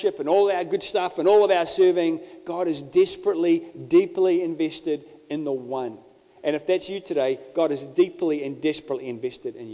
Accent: Bay of Plenty, New Zealand; I grew up in the Bay of Plenty

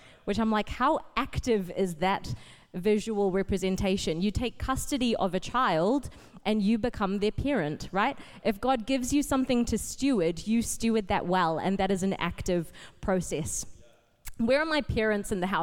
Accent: Auckland, New Zealand; also born or lived in Fiji / Papakura; I grew up at Botany. I started coming here when I was 5, back in 97, when we moved to New Zealand from Fiji.

